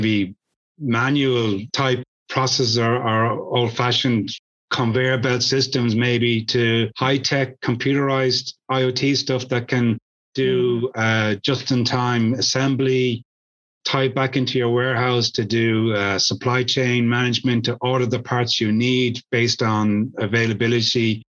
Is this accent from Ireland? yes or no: yes; Ireland; I'm Irish.